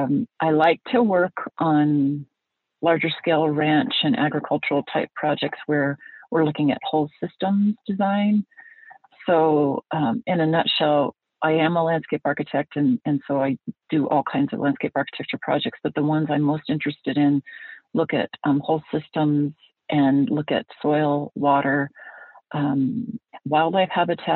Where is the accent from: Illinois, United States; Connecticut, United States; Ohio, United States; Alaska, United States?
Alaska, United States; So anyway, I grew up in Alaska.